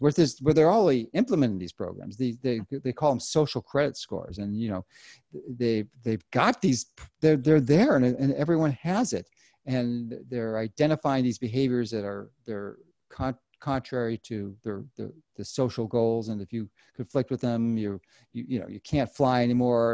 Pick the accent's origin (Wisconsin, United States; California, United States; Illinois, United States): Illinois, United States; Chicago; I'm from Chicago in Illinois